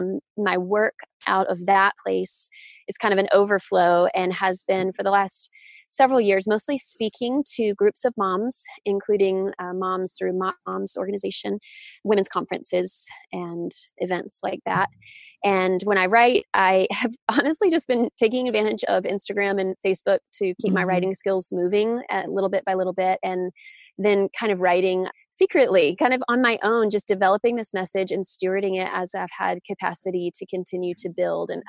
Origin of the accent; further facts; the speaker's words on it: the South, United States; I grew up in the South